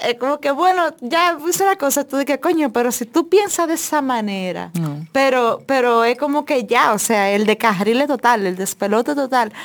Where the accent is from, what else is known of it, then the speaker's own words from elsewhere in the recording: Dominican Republic; quienes somos dominicanos